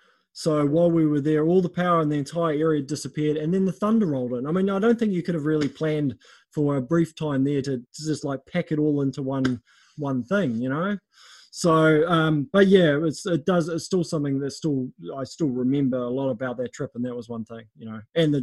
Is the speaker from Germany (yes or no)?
no; Auckland, New Zealand; I grew up in South Auckland, which is very different to poverty areas overseas, very different to Africa.